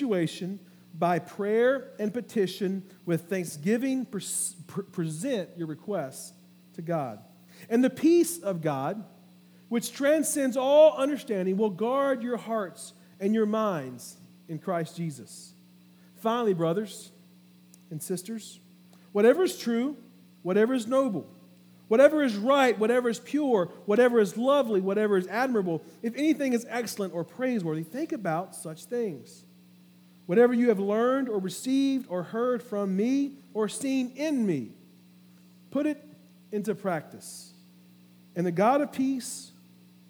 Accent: Orangeburg, South Carolina, United States; moved away; some folks that we grew up with down in Orangeburg

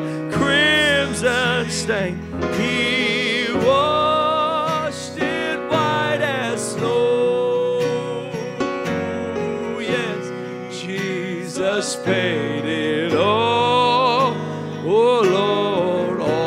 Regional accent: Indiana, United States; I was a long time Pacer fan growing up in Indiana

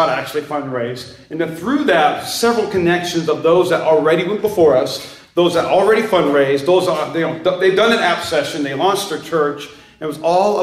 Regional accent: North Dakota, United States; now in Las Vegas, United States; I'm from North Dakota, all right? Wasn't always from Vegas.

